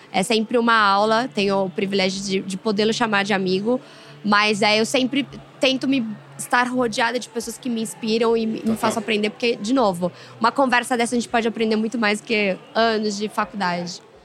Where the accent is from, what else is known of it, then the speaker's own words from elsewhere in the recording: Brazil; a gente é brasileiro